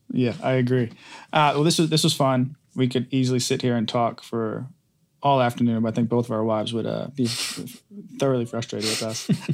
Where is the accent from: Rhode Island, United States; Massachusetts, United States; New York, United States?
Rhode Island, United States; moved away; I grew up in Rhode Island